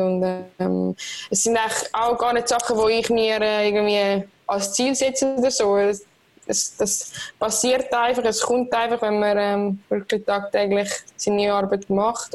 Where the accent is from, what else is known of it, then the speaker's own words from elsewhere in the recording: Switzerland; als Schweizerin